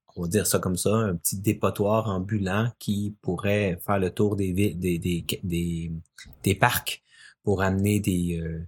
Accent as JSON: {"language": "French", "region": "Quebec", "country": "Canada", "tie": "born or raised there", "also_born_or_lived": "Chile", "said": "je suis né ici au Québec et euh, mes 11 premières années, bon, bien sûr, une enfance bien normale, mais à mes 11 ans, on est déménagé au Chili avec ma famille pendant 5 ans"}